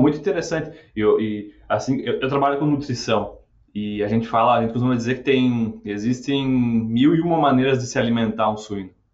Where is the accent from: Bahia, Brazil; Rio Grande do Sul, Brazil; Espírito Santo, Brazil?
Rio Grande do Sul, Brazil; lá no sul, lá de onde eu venho, lá do Rio Grande do Sul